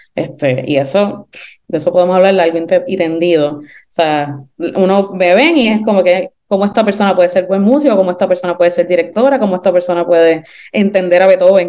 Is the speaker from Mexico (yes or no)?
no; Puerto Rico; yo soy puertorriqueña y caribeña